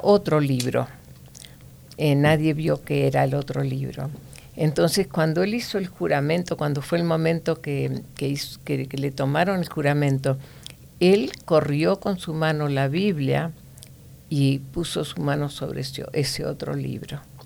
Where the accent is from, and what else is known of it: Argentina; moved away